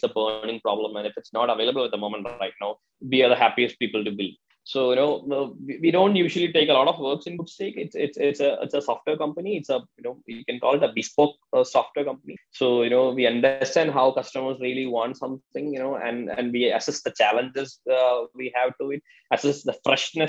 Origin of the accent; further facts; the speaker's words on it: Kerala, India; I'm basically from Kerala